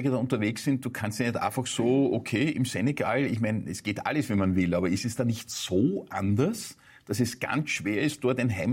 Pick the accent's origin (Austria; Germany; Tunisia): Austria; Vienna; freut uns als Wiener eine Beute Salzburgerin da quasi